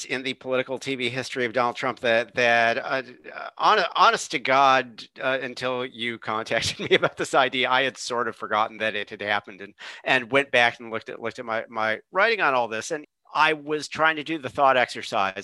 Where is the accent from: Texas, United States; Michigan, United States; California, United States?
Michigan, United States; I am from Michigan